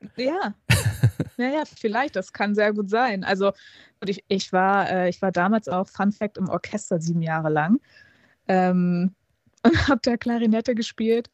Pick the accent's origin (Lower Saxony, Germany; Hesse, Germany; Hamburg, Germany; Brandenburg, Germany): Hamburg, Germany; ich bin ja gebürtige Hamburgerin